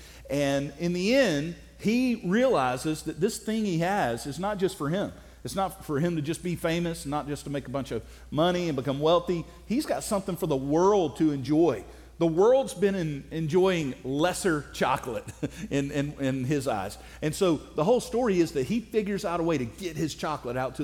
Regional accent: South Alabama, United States; I'm from South Alabama.

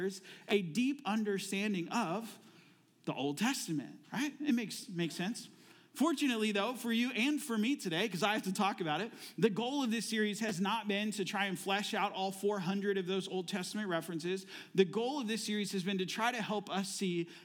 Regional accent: Florida, United States; also born or lived in Phoenix, Arizona; now in Ohio, United States; I am also originally from Florida. Before I moved to Arizona, where we lived in Phoenix for 18 years. And then 2.5 years ago, we moved here to Ohio

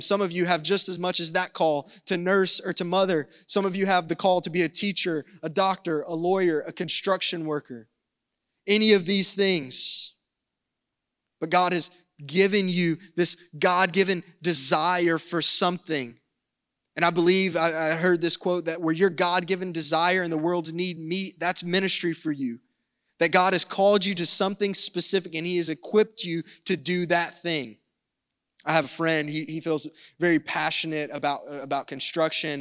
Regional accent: the South, United States; I'm from the South

